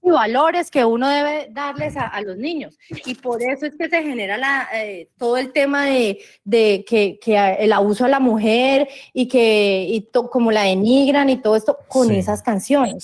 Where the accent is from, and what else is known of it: Colombia